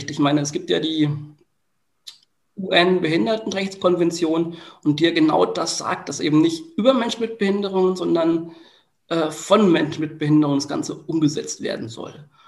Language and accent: German; Bamberg, Bavaria, Germany; ich bin ja immer noch auch in meiner Heimat ein Stück weit aktiv. Ähm, es ist so, dass ich ähm, meine Erfahrungen aus dem Projekt MIA mittlerweile auch ein Stück weit in Bamberg einbringe.